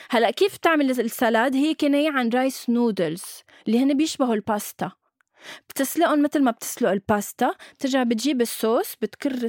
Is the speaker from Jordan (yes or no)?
no; Syria; بس بتعرف إنه أنا سوري